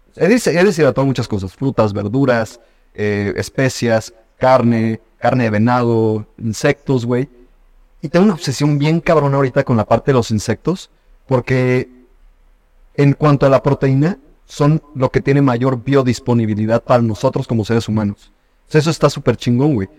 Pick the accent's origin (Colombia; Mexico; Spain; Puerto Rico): Mexico; nosotros como mexicanos